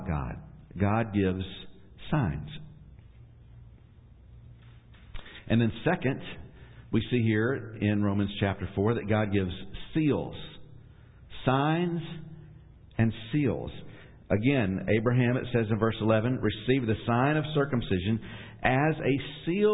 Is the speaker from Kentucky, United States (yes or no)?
yes; Ashland, Kentucky, United States; I was born in Ashland, Kentucky